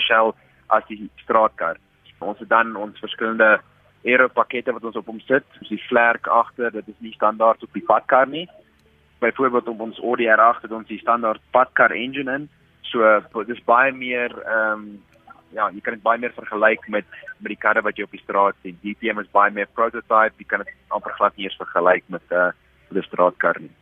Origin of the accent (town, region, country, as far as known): South Africa; moved away